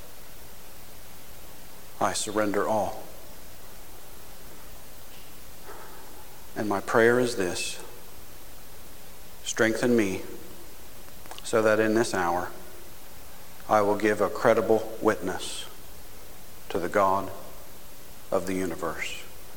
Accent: United States; I am an American evangelical Protestant living in the 21st century

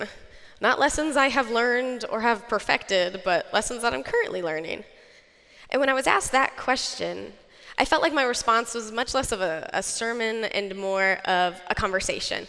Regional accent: Colorado Springs, Colorado, United States; moved away as an adult; also born or lived in Mexico; now in Indiana, United States; I'm from Colorado Springs, Colorado

